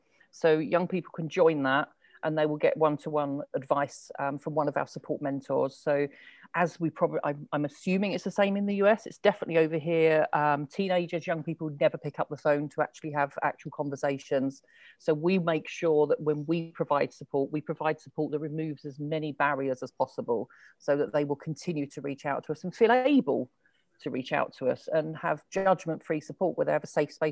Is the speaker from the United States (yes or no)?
no; London, United Kingdom; now in England; because like originally I'm from London, which has a quite a different accent to sort of how I've developed now. I don't live in London.